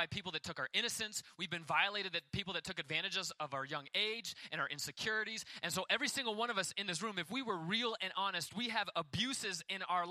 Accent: United States; as an American.

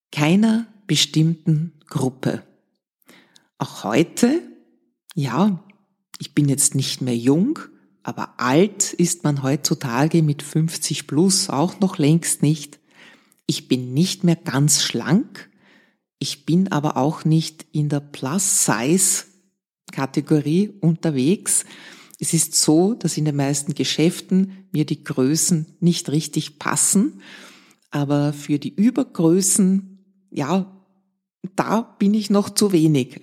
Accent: Vienna, Austria; Ich bin in Wien-Otterkring aufgewachsen, in einem Arbeiterbezirk im Gemeindebau.

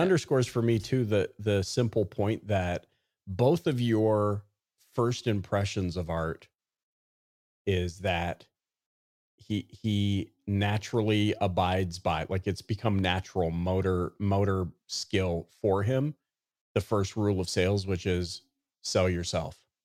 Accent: Canada; growing up in Canada

